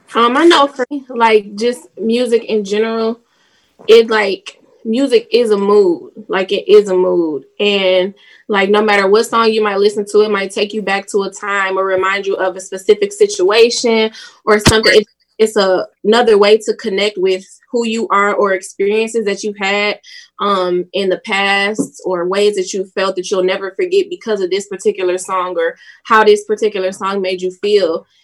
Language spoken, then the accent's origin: English; Detroit, Michigan, United States; I'm from Detroit, Michigan